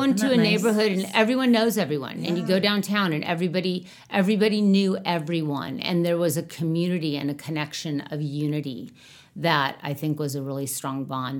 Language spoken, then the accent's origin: English; Manhattan Beach, California, United States; we grew up in Manhattan Beach in the 60s, 70s.